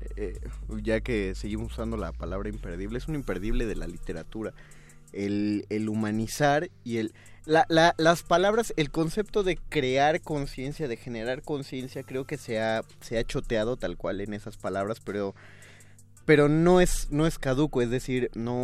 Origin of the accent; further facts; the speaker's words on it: Mexico; los mexicanos olvidamos